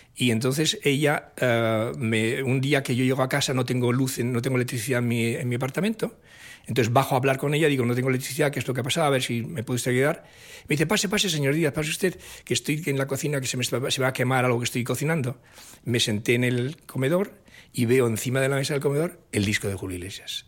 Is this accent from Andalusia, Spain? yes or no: no; Oviedo, Asturias, Spain; crecí en esa atmósfera en Asturias, en la capital de Asturias, en Oviedo